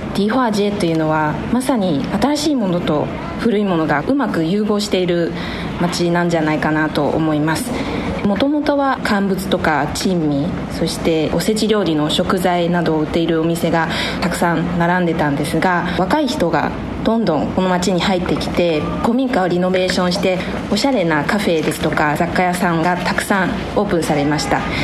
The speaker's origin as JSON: {"language": "Japanese", "town": "Taipei", "country": "Taiwan", "tie": "born or raised there", "second_language": "Japanese", "said": "私は台北で生まれ育ったんですが"}